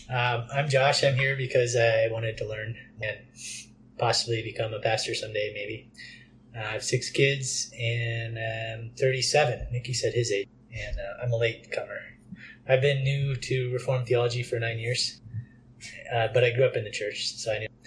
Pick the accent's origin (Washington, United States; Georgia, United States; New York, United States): Washington, United States; moved away as an adult; now in Colorado, United States; And I'm from Washington State.